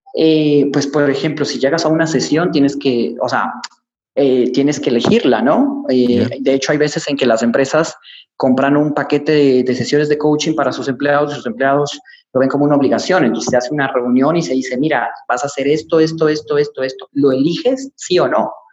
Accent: Ecuador; como decimos en mi país, Ecuador

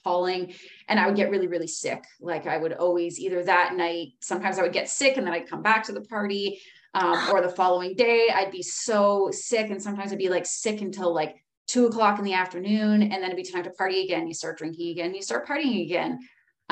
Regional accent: Powell River, British Columbia, Canada; now in Whistler, Canada; I'm from Powell River, British Columbia in Canada. I grew up in a really small town, beautiful town on the west coast of BC.

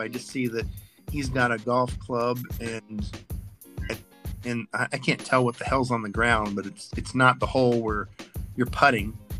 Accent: the South, United States; I was raised in the South

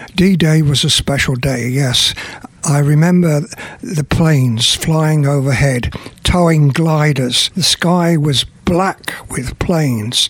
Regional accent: Burton upon Trent, West Midlands, United Kingdom; moved away; also born or lived in London; I'm actually from a place called Burton on Trent in the Midlands in England

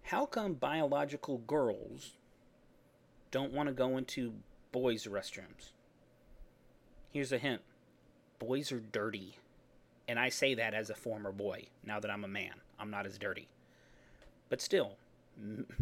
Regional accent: Texas, United States; I'm from Texas.

